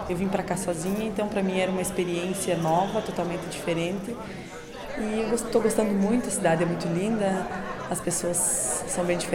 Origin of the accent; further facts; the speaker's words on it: Rio Grande do Sul, Brazil; moved away as an adult; now in Porto, Portugal; sou do Brasil, especificamente do Rio Grande do Sul, e estou aqui em Porto, em Portugal, realizando o meu intercâmbio de seis meses